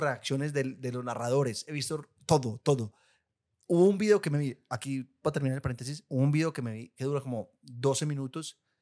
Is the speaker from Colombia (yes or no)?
yes; Guatapé, Antioquia, Colombia; yo soy de Guatapé.